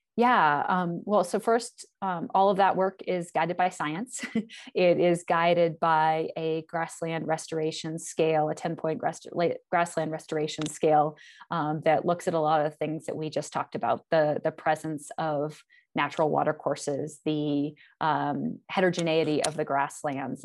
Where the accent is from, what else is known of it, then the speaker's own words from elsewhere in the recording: Northern Vermont, United States; moved away as an adult; now in Montana, United States; I am from New England, originally from Northern Vermont. I grew up in a small town, of about twelve hundred people, uh, right on the Connecticut River